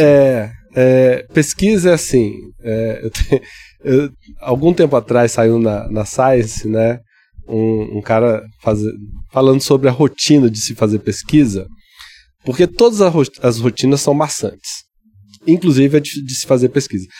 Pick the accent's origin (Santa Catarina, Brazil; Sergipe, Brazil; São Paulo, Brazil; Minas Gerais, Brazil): Minas Gerais, Brazil; Ouro Preto; eu, cresci em Cachoeira do Campo, que é interior é, de Ouro Preto